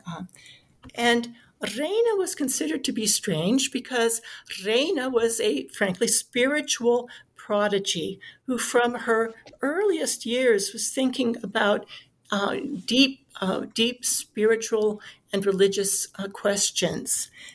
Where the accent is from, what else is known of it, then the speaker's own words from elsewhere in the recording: Washington, District of Columbia, United States; I grew up in Washington, D.C. in the 1970s, nation's capital